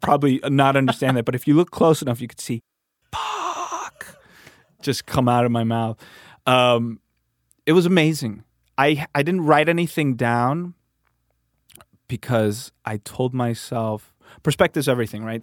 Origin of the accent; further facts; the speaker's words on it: Miami, Florida, United States; now in Santa Monica, United States; I was born in Miami